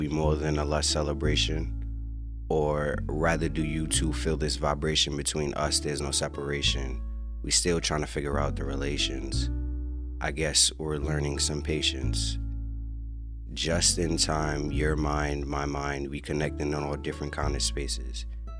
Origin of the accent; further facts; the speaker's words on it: New York City, New York, United States; now in Los Angeles, United States; I'm from New York City, Queensbridge to be exact, and how I made it to LA was through this amazing female.